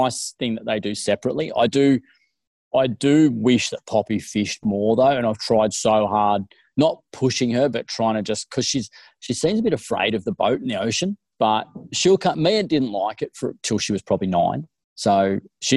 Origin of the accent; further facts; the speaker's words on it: Cooma, New South Wales, Australia; growing up in Cooma, up in the Snow Mountains